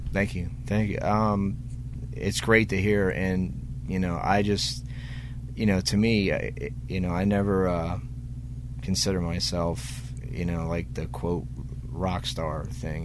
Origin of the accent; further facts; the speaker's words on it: Pittsburgh, Pennsylvania, United States; Pittsburgh, my hometown